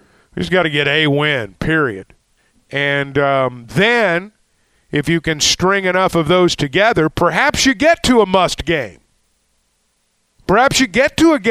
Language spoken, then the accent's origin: English; Arkansas, United States; a lot of us who grew up in Arkansas